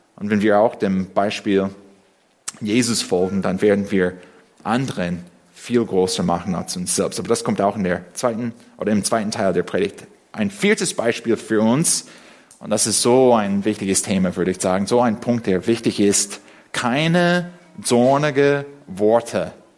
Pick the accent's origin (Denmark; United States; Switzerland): United States; first language English; German is a second language; now in Berlin, Germany; als Amerikaner, der Englisch als Muttersprache spricht